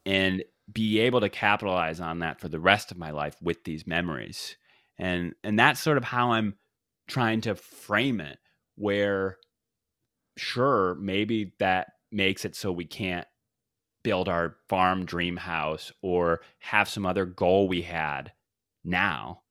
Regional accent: the South, United States; I am from the South

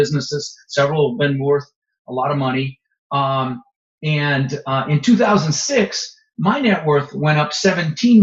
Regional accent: Denver, Colorado, United States; moved away; also born or lived in Netherlands; I immigrated to this country when I was 6 years old. We immigrated from the Netherlands. I was born in Holland with my mother, Zvancha, my brother, Albert. And we ended up in Denver, Colorado, where I lived for 30 years.

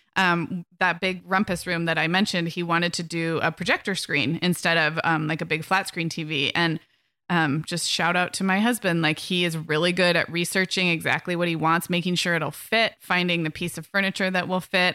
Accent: Santa Barbara, California, United States; moved away as an adult; also born or lived in Orange County / Chicago / England / Arizona; I moved this summer from Orange County up to Santa Barbara, which is my hometown.

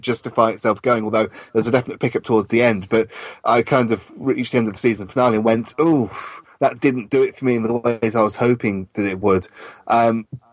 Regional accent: London, United Kingdom; I'm British and I come from London

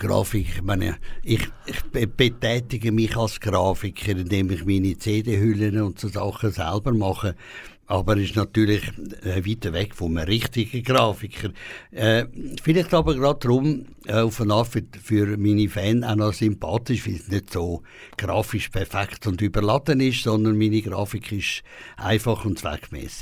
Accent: Küsnacht, Zurich, Switzerland; born or raised there; accent: Zurich dialect (Lake Zurich); also born or lived in Peru

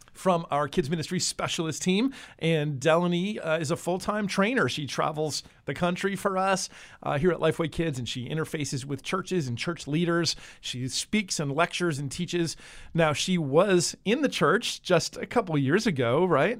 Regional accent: New Jersey, United States; moved away; I grew up in the Northeast in uh, New Jersey

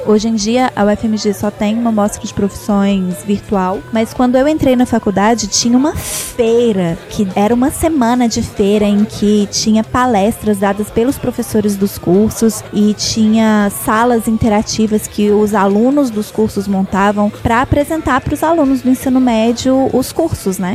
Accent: Belo Horizonte, Minas Gerais, Brazil; moved away; also born or lived in Ouro Preto; Eu nasci em Belo Horizonte

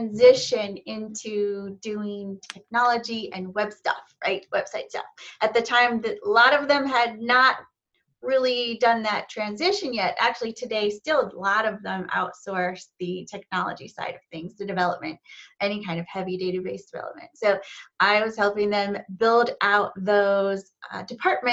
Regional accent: Cleveland, Ohio, United States; now in Charlotte, United States; I live in Charlotte, North Carolina, but I'm actually from Cleveland, Ohio

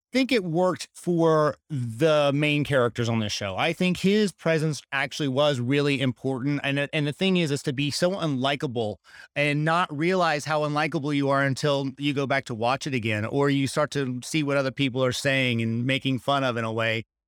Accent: Charlotte, North Carolina, United States; moved away; Charlotte, which is where I was born and raised, just north of Charlotte

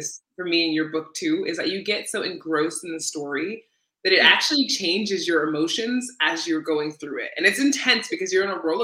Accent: New York, United States; now in Iceland; I'm from New York

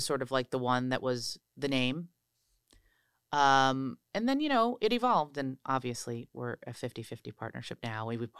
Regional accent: New York City, New York, United States; They wanted nothing to do with this LA person, which suddenly I was like, I'm a New Yorker.

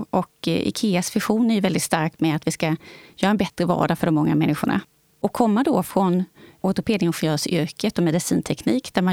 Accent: Växjö, Kronoberg County, Sweden

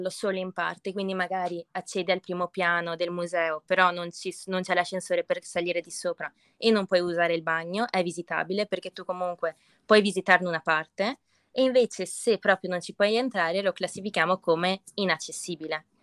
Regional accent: Pederobba, Veneto, Italy; provincia di Treviso. È un piccolo paesino il nostro, Pederoba.

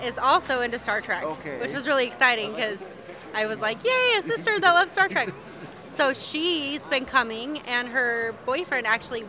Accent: Utah, United States; now in Las Vegas, United States; I'm from Utah, so I've only lived here for 18 years.

